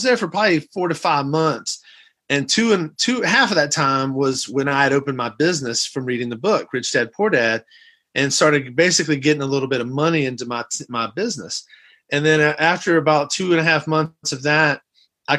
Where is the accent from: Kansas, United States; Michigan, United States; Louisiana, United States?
Louisiana, United States; outside of New Orleans; moved away as an adult; also born or lived in Athens, Georgia / Los Angeles, California; now in Texas, United States; I'm originally from Athens, Georgia, when my folks were in school. I grew up in Louisiana, outside of New Orleans